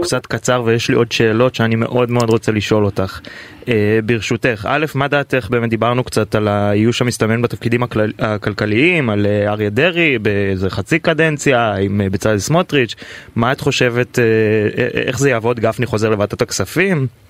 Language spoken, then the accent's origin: Hebrew; Tel Aviv, Tel Aviv District, Israel; גם בתור תל אביבי